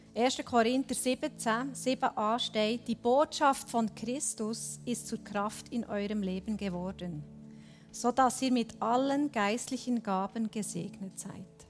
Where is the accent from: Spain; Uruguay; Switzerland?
Switzerland; bei uns in der Schweiz